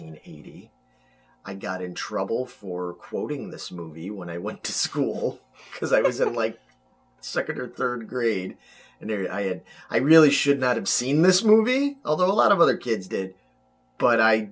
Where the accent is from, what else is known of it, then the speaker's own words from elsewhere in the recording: Chicago, Illinois, United States; my hometown. Not just Chicago